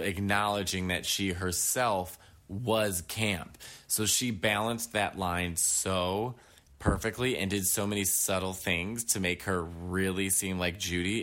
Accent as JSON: {"language": "English", "town": "New York City", "region": "New York", "country": "United States", "said": "being a New Yorker"}